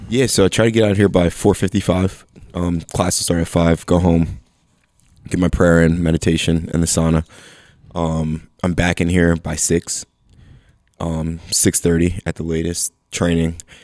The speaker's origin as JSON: {"language": "English", "town": "Bethlehem", "region": "Pennsylvania", "country": "United States", "tie": "born or raised there", "also_born_or_lived": "Philadelphia area", "moved": "as an adult", "said": "I grew up in Bethlehem"}